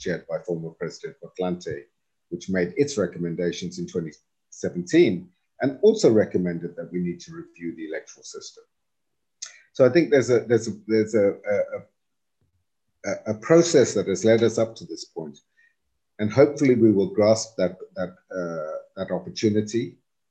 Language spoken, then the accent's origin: English; South Africa; we, as broader South African society